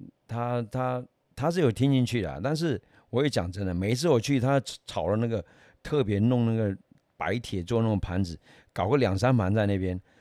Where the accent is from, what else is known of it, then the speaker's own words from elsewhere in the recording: Taiwan; 本身我们台湾人很少吃辣的嘛，对不对？